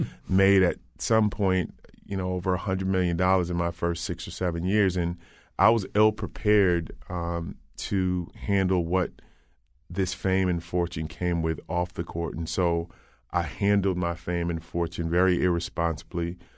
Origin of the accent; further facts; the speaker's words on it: Old Saybrook, Connecticut, United States; I grew up in Old Saybrook